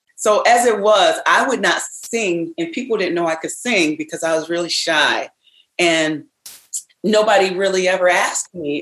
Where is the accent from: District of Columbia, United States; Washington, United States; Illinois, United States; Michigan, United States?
Michigan, United States; Ravenna; I grew up in Ravenna, Michigan on a farm, so I'm a a country girl